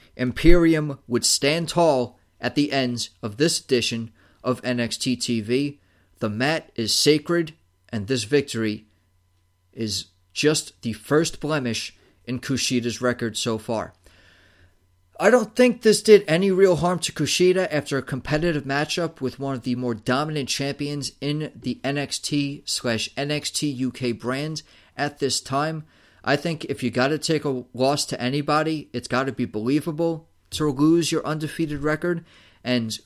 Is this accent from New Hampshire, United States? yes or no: no; New York, United States; as a New Yorker